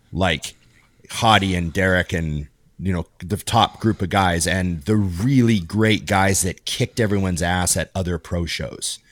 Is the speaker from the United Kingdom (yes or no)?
no; Canada; born or raised there